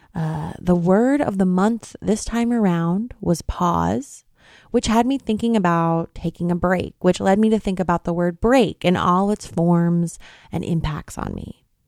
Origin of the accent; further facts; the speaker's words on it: New York, United States; now in Oakland, United States; I'm originally from New York State